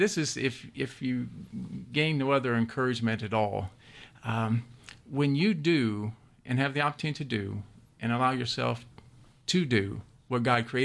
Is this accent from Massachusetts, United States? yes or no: no; Louisville, Kentucky, United States; moved away as an adult; now in Georgia, United States; born and raised in Louisville, Kentucky